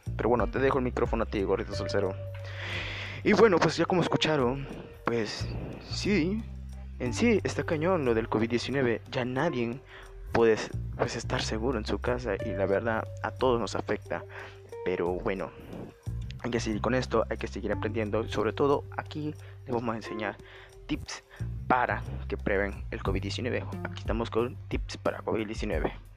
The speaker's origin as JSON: {"language": "Spanish", "country": "Mexico", "said": "somos mexicanos"}